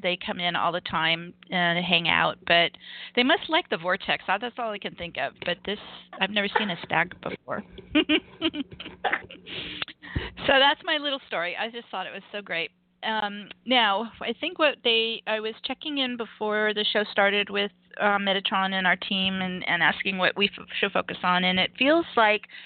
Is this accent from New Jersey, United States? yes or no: no; Los Angeles, California, United States; moved away; I'm from Los Angeles.